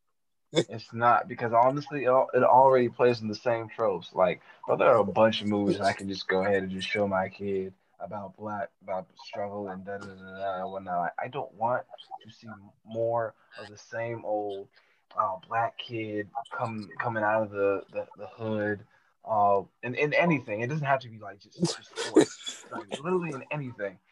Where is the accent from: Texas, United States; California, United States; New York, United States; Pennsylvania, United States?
Texas, United States; El Paso; I grew up in El Paso, Texas